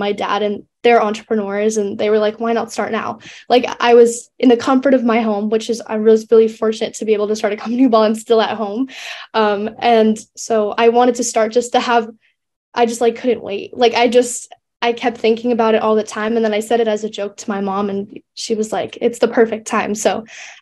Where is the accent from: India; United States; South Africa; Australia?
United States; near Santa Barbara and LA, California; growing up near Santa Barbara